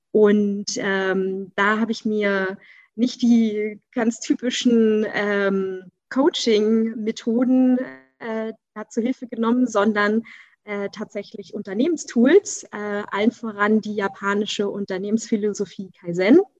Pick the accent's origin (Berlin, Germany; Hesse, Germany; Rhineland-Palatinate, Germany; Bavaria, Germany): Berlin, Germany; Also ursprünglich bin ich eine der wenigen Ur-Berliner noch mit Eltern und Großeltern, äh, alle aus Berlin, ne? kommt ja selten noch vor.